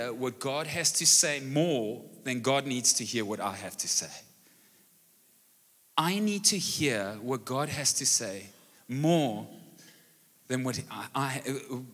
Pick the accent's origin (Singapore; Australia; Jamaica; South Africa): South Africa; Brackenfell, Western Cape; now in Malmesbury, South Africa; I grew up in Brackenfell and so could speak Afrikaans as a young kid, and recently we've moved to Malmesbury